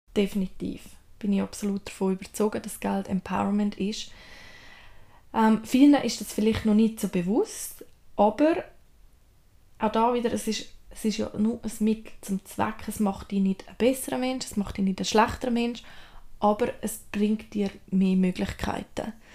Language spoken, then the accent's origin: German; Switzerland; bei uns in der Schweiz